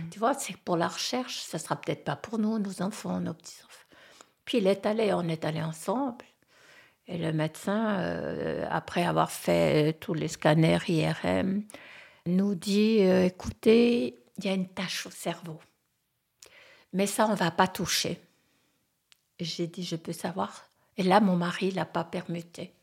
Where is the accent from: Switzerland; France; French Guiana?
Switzerland; French-speaking Switzerland, Romandy; moved away as an adult; Je venais de la Suisse romande